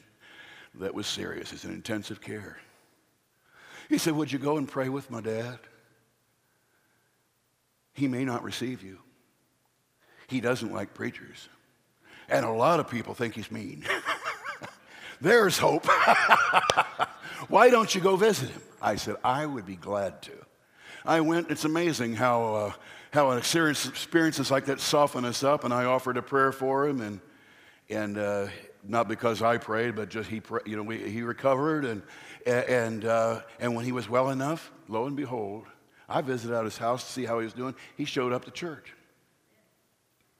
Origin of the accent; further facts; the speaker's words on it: Riverside, California, United States; moved away; also born or lived in Ohio; I'm not from here originally. I did grow up in Riverside, but I said, we moved here from Ohio